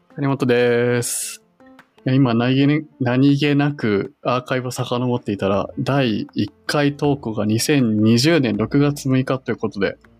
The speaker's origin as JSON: {"language": "Japanese", "town": "Yokohama", "region": "Kanagawa", "country": "Japan", "tie": "born or raised there"}